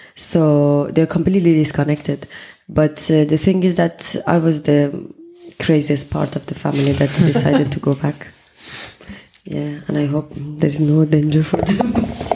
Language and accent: English; Iran; English is a second language; moved away as an adult; also born or lived in Kabul, Afghanistan; now in France; I was the third generation mm-hmm. that grew up in Iran and was born there